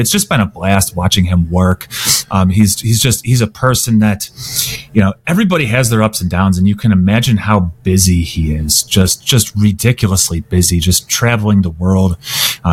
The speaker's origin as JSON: {"language": "English", "town": "Cincinnati", "region": "Ohio", "country": "United States", "tie": "born or raised there", "said": "I grew up in Cincinnati"}